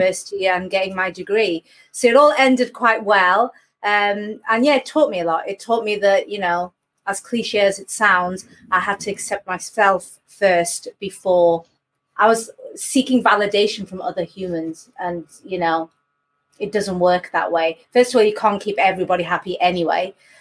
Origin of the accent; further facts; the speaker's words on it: Gateshead, North East England, United Kingdom; I was born in Gateshead to Indian Bengali immigrants. It was an unusual place to bring me up